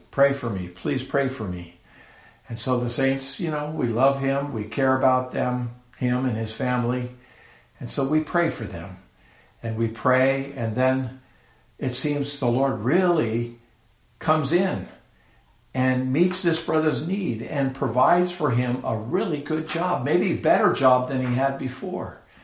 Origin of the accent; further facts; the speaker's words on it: San Carlos, California, United States; I was born in the San Francisco Bay Area of California many years ago, and uh, grew up in a little, well, not a little, a city called San Carlos